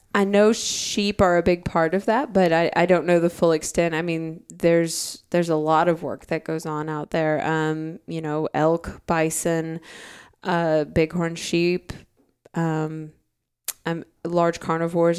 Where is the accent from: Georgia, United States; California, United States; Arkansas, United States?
Arkansas, United States; I'm from Arkansas, I'm from a landlocked state